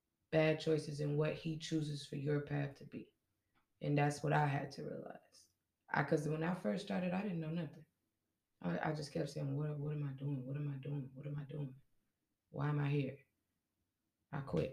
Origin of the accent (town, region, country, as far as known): Kenosha, Wisconsin, United States; born or raised there